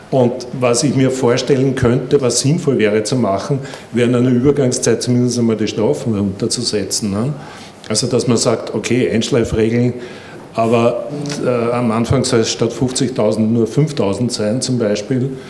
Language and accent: German; Austria; was ich zu dem Thema auch extrem entspannend finde als Österreicher ist